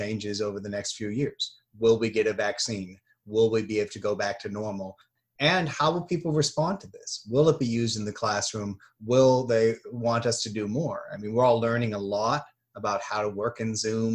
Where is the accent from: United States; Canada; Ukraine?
United States; I'm just an American.